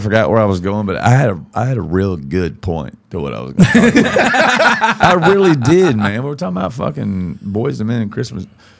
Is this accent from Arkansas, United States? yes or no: yes; Austin, Arkansas, United States; my hometown, Austin, Arkansas.